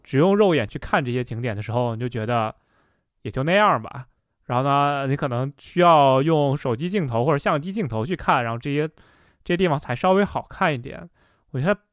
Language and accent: Chinese; the Northwest, Northwest China, China; 我本身也是在西北长大的